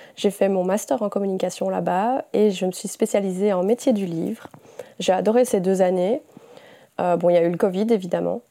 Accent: Belgium; j'ai 28 ans, je suis belge

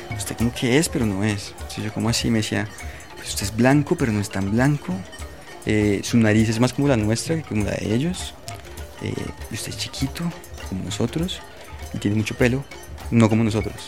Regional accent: Colombia; de, de Colombia

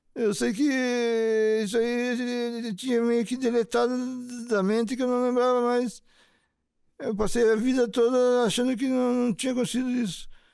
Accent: Curitiba, Paraná, Brazil; Eu tenho 58 anos, eu nasci em Curitiba.

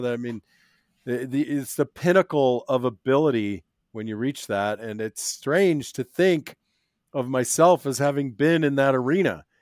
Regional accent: Minnesota, United States; moved away; also born or lived in Arizona; I was born in Minnesota

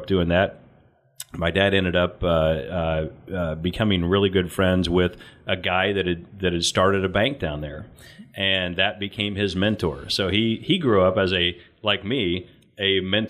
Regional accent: Mount Carmel, Illinois, United States; moved away as an adult; also born or lived in Tennessee; I was born and raised in Southern Illinois, a little town called Mount Carmel

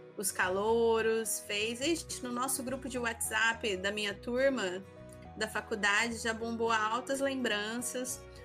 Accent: Jaboticabal, São Paulo, Brazil; moved away as an adult; now in Maringá, Brazil; Eu sou do interior de São Paulo, sou de uma cidade chamada, chamada Jaboticabal, é próximo a Araraquara

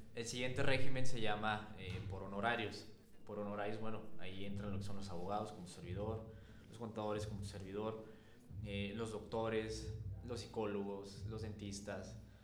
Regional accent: Mexico; nuestro país

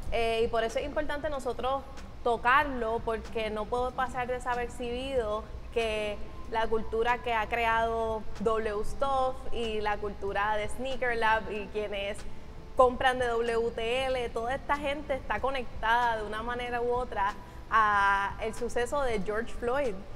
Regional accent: Puerto Rico; yo que soy mitad dominicana, nosotros somos puertorriqueños

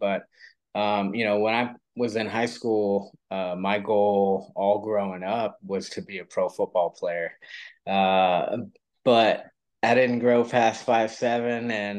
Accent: California, United States; moved away as an adult; also born or lived in Los Angeles, California; now in Austin, Texas, United States; I'm actually originally from California, born and raised for the most part in California, but raised in so many different parts, it's hard to just say one specific area. We lived in Northern California, way up in the woods for about probably 8 years of my life as a kid.

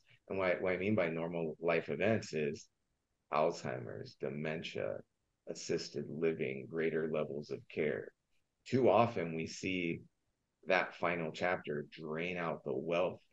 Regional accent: Southern California, United States; I grew up in Southern California

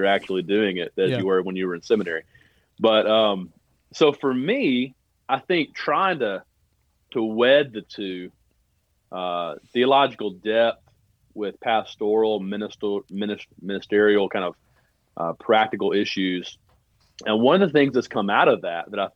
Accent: Birmingham, Alabama, United States; now in Murfreesboro, United States; I grew up in Birmingham, Alabama.

